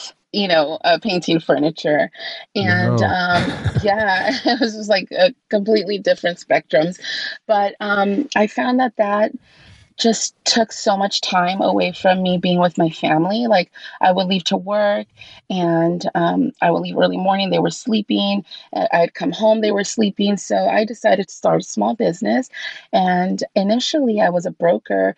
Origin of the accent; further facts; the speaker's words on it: Los Angeles, California, United States; also born or lived in Covina, California; I did grow up in California. I actually grew up in Los Angeles. I lived there until I was 14 years old